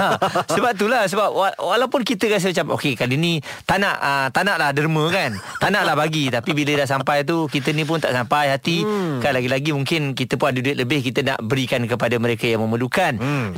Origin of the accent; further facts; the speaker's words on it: Malaysia; kita sebagai rakyat Malaysia